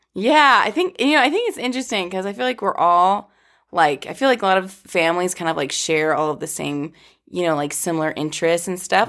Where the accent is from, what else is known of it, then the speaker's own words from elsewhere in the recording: Boca Raton, Florida, United States; I was born in Boca Raton